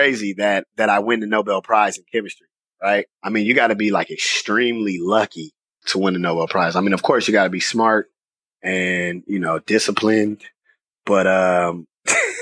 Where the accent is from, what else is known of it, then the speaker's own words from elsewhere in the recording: Richmond, California, United States; moved away as an adult; I'm just a kid from Richmond, California, graduated from John F. Kennedy High School on Cutting Boulevard, the south side of Richmond. And I've been there until I came here to go to college